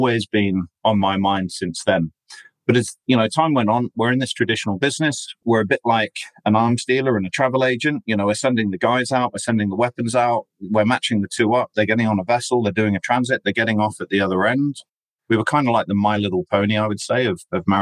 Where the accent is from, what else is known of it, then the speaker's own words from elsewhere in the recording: England, United Kingdom; I'm basically English, although I've got an Australian passport